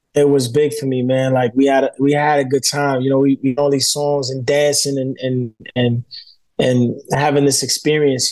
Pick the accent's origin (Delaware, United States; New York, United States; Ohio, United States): New York, United States; New York City; I'm from New York. You know, I grew up in Bushwick in Brooklyn.